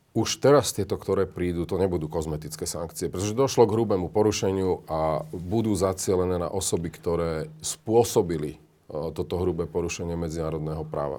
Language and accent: Slovak; Slovakia